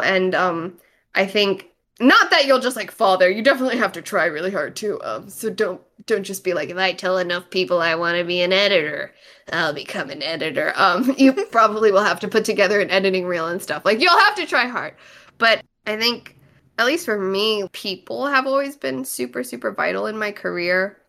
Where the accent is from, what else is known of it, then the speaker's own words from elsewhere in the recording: United States; also born or lived in East Coast; now in Los Angeles, United States; I grew up in America listening to … and watching anime